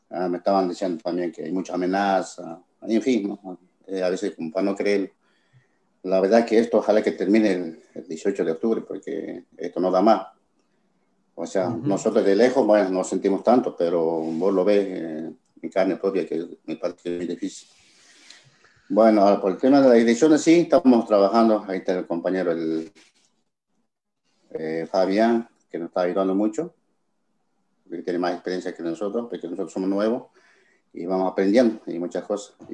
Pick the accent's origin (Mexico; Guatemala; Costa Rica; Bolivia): Bolivia; Pero nosotros como comunidad boliviana estamos trabajando